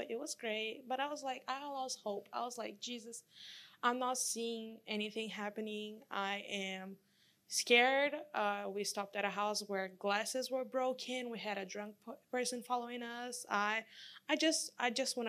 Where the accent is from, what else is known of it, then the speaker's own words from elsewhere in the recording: Brazil; now in United States; I'm from Brazil.